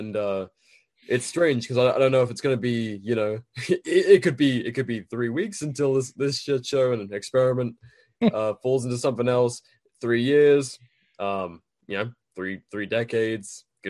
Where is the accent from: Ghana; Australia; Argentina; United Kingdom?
United Kingdom; Well, yeah, I literally, as a Brit, and I was, you know, a military kid